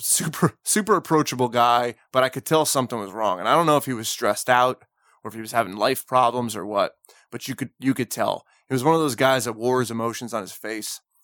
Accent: New Jersey, United States; I'm from New Jersey

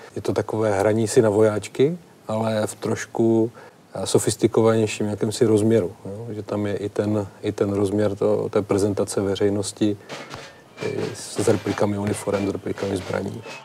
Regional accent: Nový Jičín, Moravian-Silesian Region, Czechia; v roce 1992 v Novém Jičíně, odkud pocházím

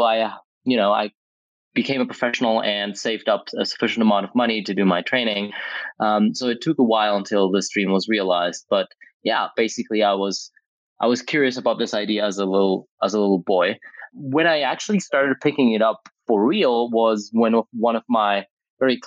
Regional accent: Greece; now in Athens, Greece; my hometown in Greece, where I grew up

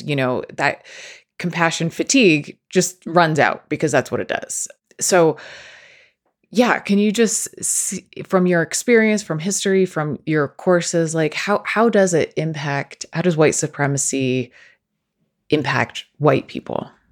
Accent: Northeast, United States; I come from the Northeast

